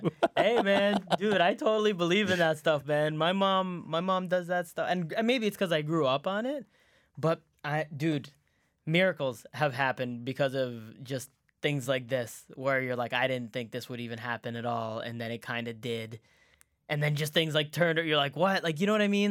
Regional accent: Canada; born or raised there; English is a second language; also born or lived in Saudi Arabia / Egypt

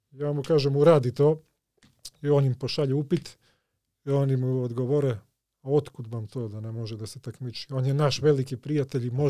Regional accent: Skopje, North Macedonia; born there; Croatian is a second language; I ja se setim, ja sam makedonac, rođen sam ovde u Skoplju.

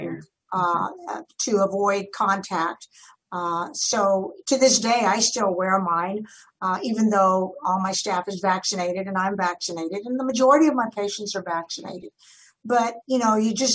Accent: Edinburg, Texas, United States; I ended up in Edinburgh, Texas, my hometown

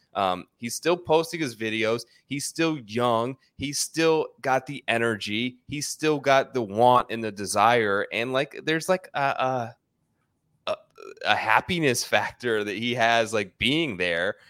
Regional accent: West Virginia, United States; I grew up in West Virginia in a little small town

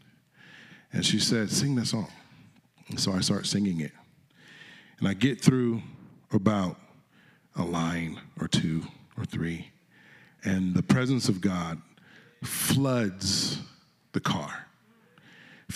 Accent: Connecticut, United States; I'm from Connecticut, and I was singing in the choir there

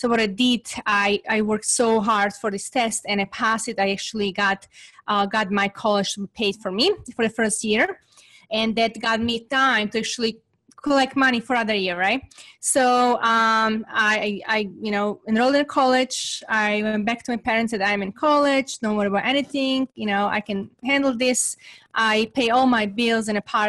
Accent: Serbia; English is a second language; moved away as an adult; now in United States; growing up in Serbia, it was extremely difficult time

